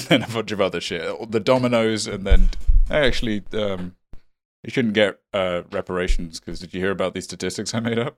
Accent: United Kingdom; me being British and being Indian

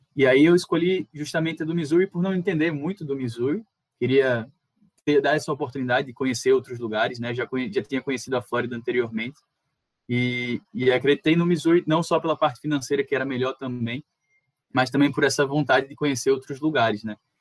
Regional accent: Natal, Rio Grande do Norte, Brazil; eu sou daqui de Natal

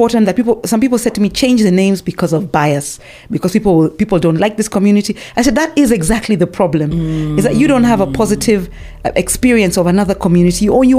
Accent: Nairobi, Kenya; I was born in Nairobi. Yeah. I'm a proper Nairobian. I speak better Sheng than Kalenjin type of thing. When I go home and I talk a bit of Kalenjin, everybody laughs at me.

